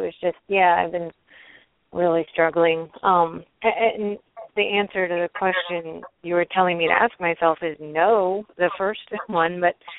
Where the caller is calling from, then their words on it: Maryland, United States; I'm calling from Maryland.